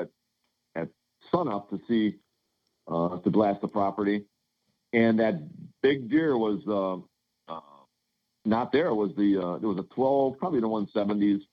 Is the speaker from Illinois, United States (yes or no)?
yes; Illinois, United States; I'm from Illinois